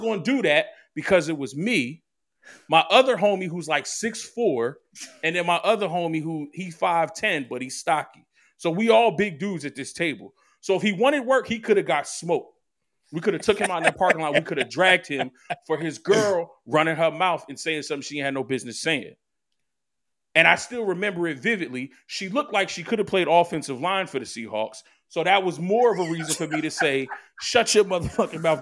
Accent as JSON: {"language": "English", "town": "Philadelphia", "region": "Pennsylvania", "country": "United States", "tie": "born or raised there", "moved": "as an adult", "lives_now": "New Jersey, United States", "said": "I was born and raised in Philly"}